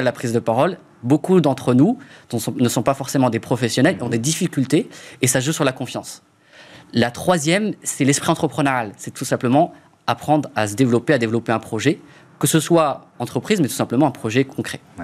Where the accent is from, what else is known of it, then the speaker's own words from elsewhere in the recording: Strasbourg, Grand Est, France; Je viens de Strasbourg. Autour c'est l'Alsace.